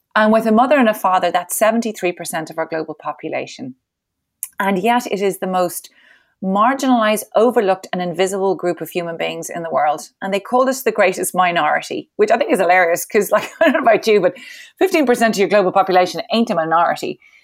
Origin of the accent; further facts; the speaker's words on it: Ireland; I'm Irish